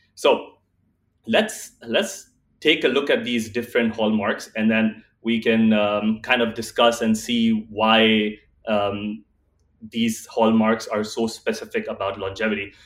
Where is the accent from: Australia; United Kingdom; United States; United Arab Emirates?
United Arab Emirates; Dubai; also born or lived in India; born and raised in Dubai